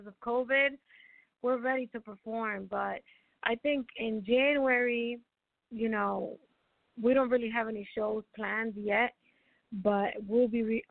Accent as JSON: {"language": "English", "town": "New York City", "region": "New York", "country": "United States", "tie": "born or raised there", "moved": "as an adult", "lives_now": "Dominican Republic", "said": "I grew up in the Bronx"}